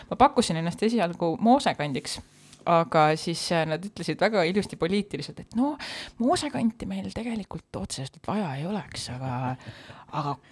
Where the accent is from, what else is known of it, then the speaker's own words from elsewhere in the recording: Saare County, Estonia; ma olen saarlane